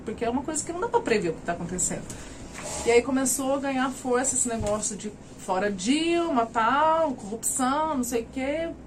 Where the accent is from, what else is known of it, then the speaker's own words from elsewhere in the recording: São Sebastião do Paraíso, São Paulo, Brazil; also born or lived in Mogi das Cruzes / Franca; Eu sou daqui, de Paraíso. Ah, sim. Morei um tempo em Monte das Cruzes e voltei para cá